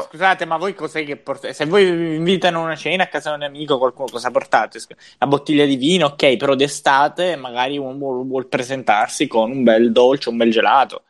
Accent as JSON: {"language": "Italian", "region": "Sicily", "country": "Italy", "said": "dalle nostre parti in Sicilia"}